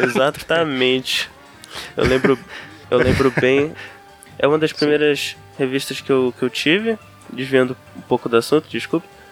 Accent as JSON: {"language": "Portuguese", "town": "Belém", "region": "Pará", "country": "Brazil", "tie": "born or raised there", "said": "Nascido e criado em Belém do, Belém do Pará"}